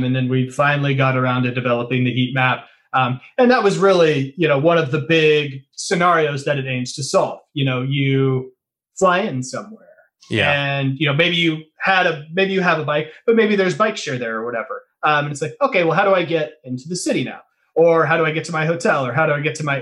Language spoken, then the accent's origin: English; Kansas, United States; now in Portland, United States; I'm not originally from here. I was born and raised in Kansas